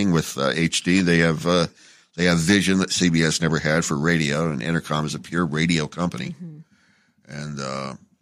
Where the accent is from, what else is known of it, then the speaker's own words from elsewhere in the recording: Phoenix, Arizona, United States; also born or lived in Las Vegas; now in Los Angeles, United States; I went back to my hometown of Phoenix for a few years